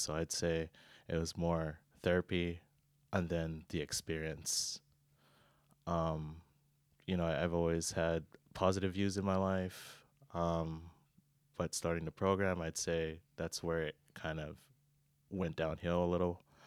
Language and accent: English; Oahu, Hawaii, United States; moved away as an adult; born and raised in Hawaii, Oahu, you know, with the Aloha spirit